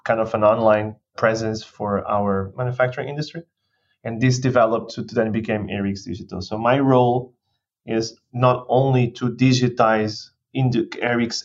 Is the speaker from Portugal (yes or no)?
yes; Portugal; moved away; I was born in Portugal 35 years ago.